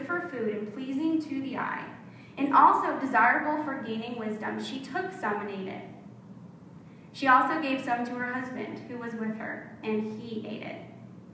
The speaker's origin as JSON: {"language": "English", "region": "South Florida", "country": "United States", "tie": "born or raised there", "said": "we grew up in South Florida"}